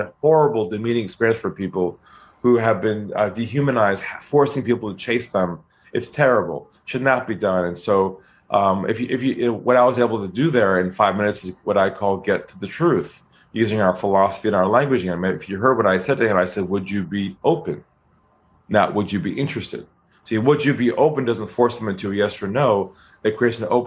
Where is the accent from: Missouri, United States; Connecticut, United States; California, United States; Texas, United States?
California, United States; now in Sydney, Australia; I'm from California.